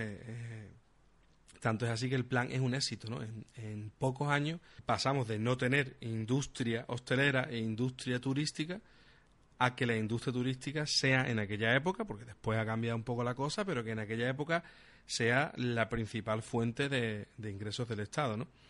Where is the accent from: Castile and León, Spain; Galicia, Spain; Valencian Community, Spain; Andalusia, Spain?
Andalusia, Spain; Huelva; Yo, por ejemplo, soy de Huelva